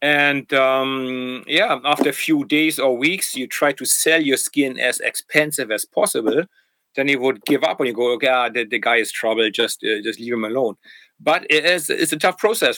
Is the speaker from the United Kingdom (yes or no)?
no; Germany; accent: German; English is a second language; I was from East Germany